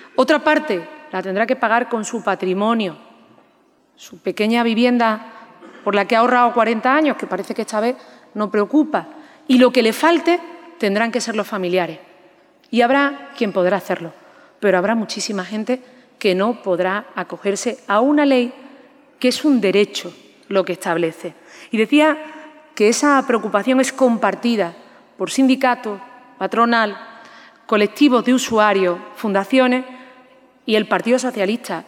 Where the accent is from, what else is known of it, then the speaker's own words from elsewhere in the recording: Andalusia, Spain; Somos los andaluces gente abierta al mundo